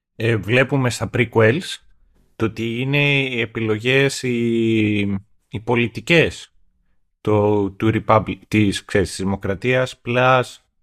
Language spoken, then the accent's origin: Greek; Greece; accent: provincial; moved away; εγώ έχω μια φυσική προφορά όσον αφορά τον τρόπο με τον οποίο μιλάω, είναι που μεγάλωσα στην επαρχία